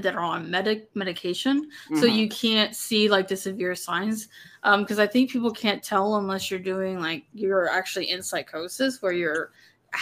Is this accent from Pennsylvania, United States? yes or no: no; Texas, United States; I'm from Texas